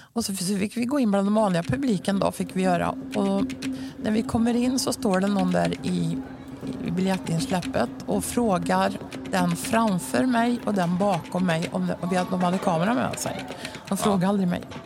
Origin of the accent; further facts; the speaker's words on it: Mariestad, Västra Götaland, Sweden; accent: västgötska; moved away as an adult; also born or lived in Helsingborg; Jag är ju född och uppvuxen i Mariestad och nu ja. bor jag ju där igen så västgötskan